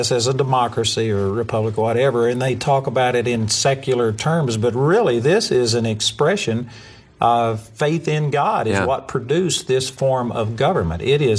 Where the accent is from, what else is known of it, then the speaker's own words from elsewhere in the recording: United States; I'm an American and I'm proud of it.